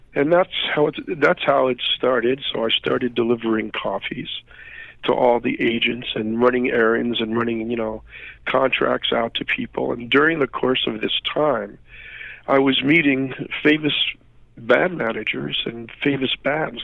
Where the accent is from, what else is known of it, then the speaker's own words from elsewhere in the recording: New York City, New York, United States; moved away; also born or lived in North Jersey, New Jersey; I'm from New York originally